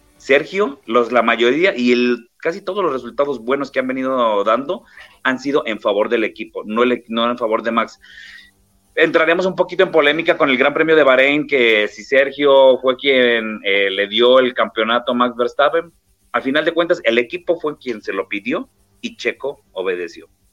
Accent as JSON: {"language": "Spanish", "country": "Mexico", "said": "yo le he dicho como mexicano"}